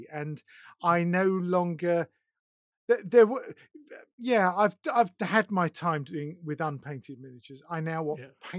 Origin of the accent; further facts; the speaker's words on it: East of England, United Kingdom; No, I'm from Essex.